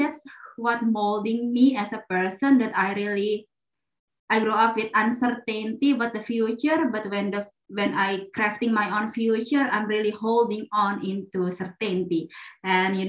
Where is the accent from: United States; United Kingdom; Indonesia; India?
Indonesia; Jakarta; English is a second language; moved away as an adult; also born or lived in Netherlands; now in Germany; I'm born and raised in Jakarta, Indonesia